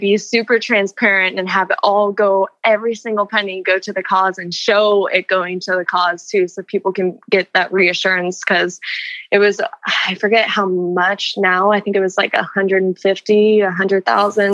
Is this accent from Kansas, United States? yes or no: no; Florida, United States